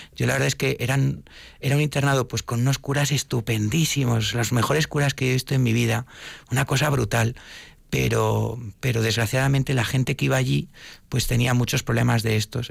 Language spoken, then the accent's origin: Spanish; Madrid, Community of Madrid, Spain; yo soy de Madrid